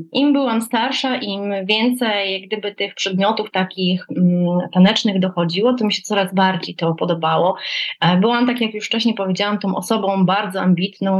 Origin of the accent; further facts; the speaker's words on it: Gdańsk, Pomeranian Voivodeship, Poland; Tutaj u nas w Gdańsku, bo pochodzę z Gdańska